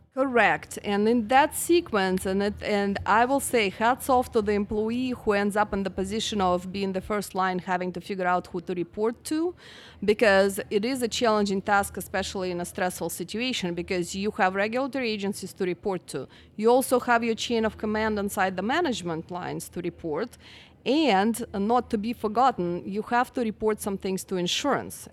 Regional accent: Russia; moved away as an adult; also born or lived in Utah; now in Houston, United States; I'm actually from Russia originally, and I came here after college

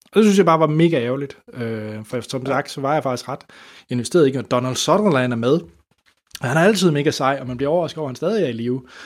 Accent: Denmark; som dansker

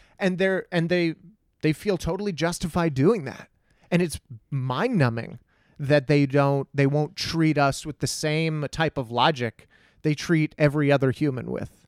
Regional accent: Texas, United States; growing up in Texas

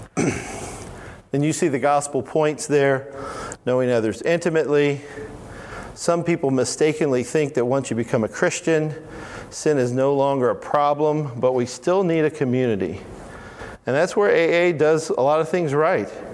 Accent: Alabama, United States; I'm from Alabama. In Alabama, we say all of y'all.

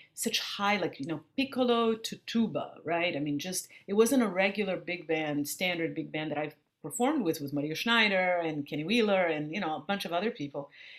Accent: Brazil; accent: Brazilian; But Brazil is something that it's in my skin tone, it's in my accent, it's in my, you know, the rhythm, that the and the harmonic language that I speak.

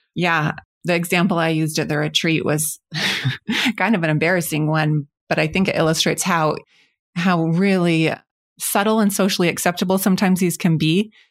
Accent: Spokane, Washington, United States; moved away as an adult; have recently come back to my hometown, Spokane

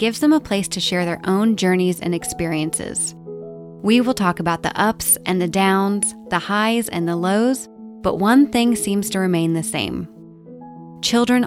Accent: Dallas, Texas, United States; We grew up outside of Dallas in the same neighborhood, attended the same schools

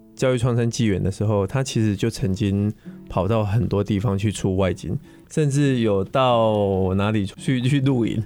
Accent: Pingtung County, Taiwan; now in Taipei, Taiwan; 那个屏东，呃，就是我的故乡啦

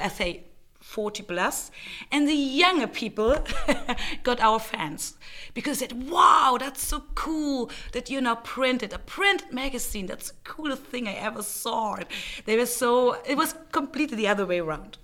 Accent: Bavaria, Germany; moved away as an adult; also born or lived in Prague, Czech Republic / Berlin, Germany; now in Vienna, Austria; I grew up in Germany, in Bavaria, not far away from Vienna

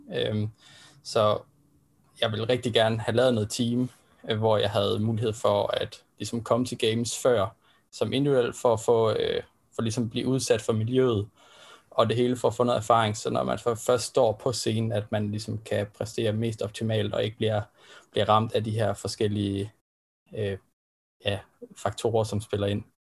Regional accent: Denmark; vi som danskere

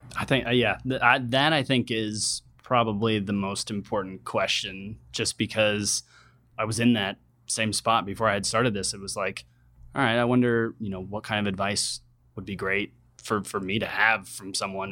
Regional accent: Reno, Nevada, United States; moved away as an adult; also born or lived in San Diego; now in San Francisco, United States; I was born and raised in Reno, Nevada

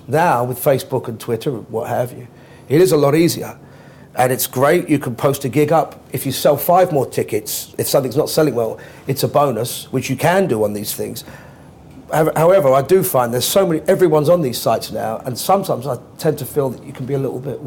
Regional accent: London, United Kingdom; I grew up as a Londoner

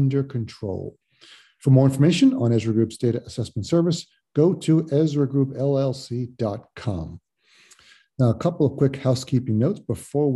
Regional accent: New Jersey, United States; I'm in my home state of New Jersey.

